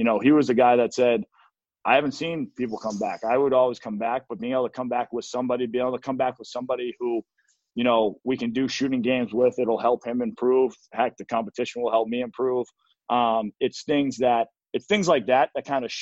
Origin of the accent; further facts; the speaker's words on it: Arlington, Massachusetts, United States; moved away as an adult; also born or lived in Portland, Oregon / Milwaukee; growing up in Arlington, Mass, it was a hockey town.